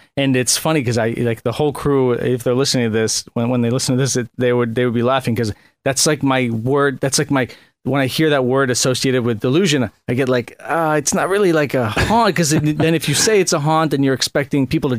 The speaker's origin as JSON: {"language": "English", "town": "Chicago", "region": "Illinois", "country": "United States", "said": "I'm from Chicago. I love Chicago pizza, deep dish stuff."}